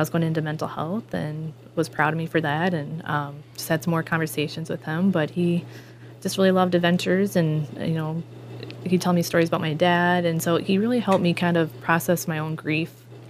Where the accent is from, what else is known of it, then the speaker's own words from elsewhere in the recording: Madelia, Minnesota, United States; also born or lived in Colorado; my faith in who I am growing up from the small town and being from a local, from Medelia